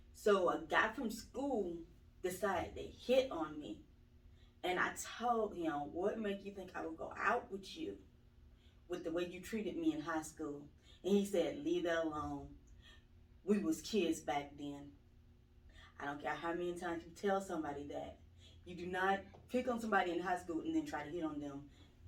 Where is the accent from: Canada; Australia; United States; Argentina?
United States; Thomaston, Georgia; Thomaston, Georgia.